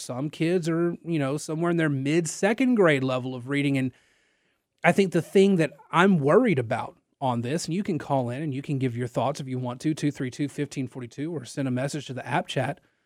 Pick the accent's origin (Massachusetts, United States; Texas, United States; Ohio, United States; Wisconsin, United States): Texas, United States; Nacogdoches; now in Lafayette, United States; I'm from Nacogdoches and not from down here